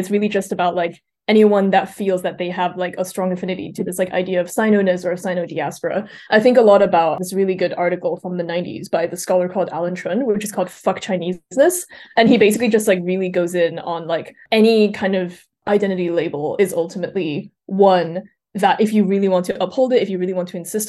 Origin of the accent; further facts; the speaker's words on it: Switzerland; also born or lived in China; I think like I was born in China and I moved to Switzerland when I was a baby and I grew up there.